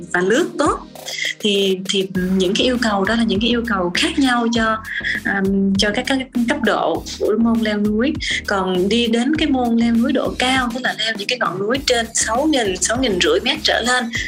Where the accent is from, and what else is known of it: Vietnam